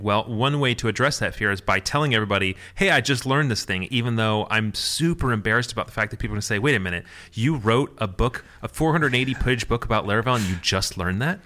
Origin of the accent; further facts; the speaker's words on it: Michigan, United States; I'm Midwestern. I'm from Michigan